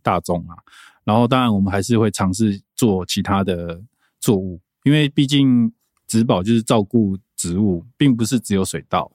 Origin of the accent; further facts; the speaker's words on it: Sanxing, Yilan County, Taiwan; moved away; also born or lived in Taoyuan; 我是来自三星，然后我们的合作社就叫青出宜兰合作社